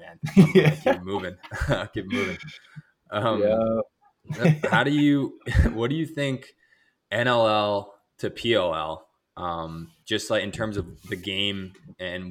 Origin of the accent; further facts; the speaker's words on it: United States; as an American